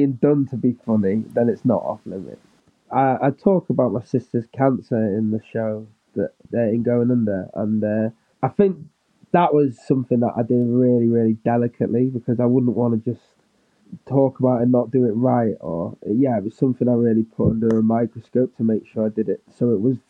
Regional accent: Manchester, North West England, United Kingdom; also born or lived in Stockport; because I'm from Manchester. But I was born in Stockport, in a hospital in Stockport

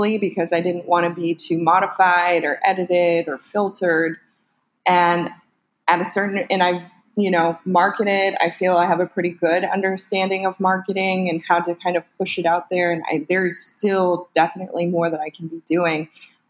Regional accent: Northern California, United States; moved away as an adult; now in Los Angeles, United States; So I'm originally from Northern California, where I lived with that big family

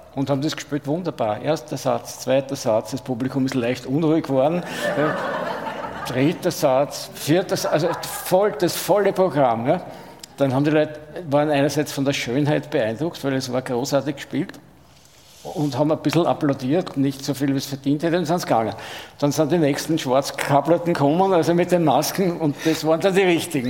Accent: Vienna, Austria; aus Wien

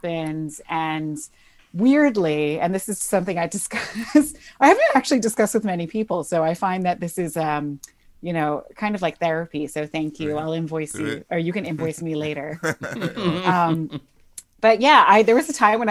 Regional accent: New Jersey, United States; moved away as an adult; also born or lived in New York / Wales; now in London, United Kingdom; I grew up in New Jersey. So I'm Welsh Iraqi that lived in New York by way of New Jersey, moved to London

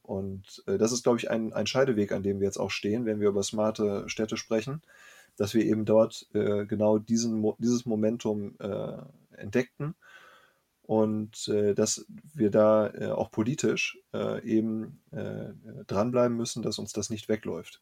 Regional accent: Bielefeld, North Rhine-Westphalia, Germany; ich bin gebürtiger Bielefelder.

